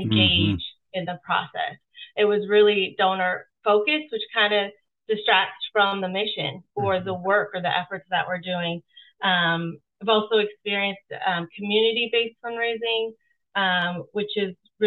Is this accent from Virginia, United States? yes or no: no; Seattle, Washington, United States; I am born and raised in Seattle, Washington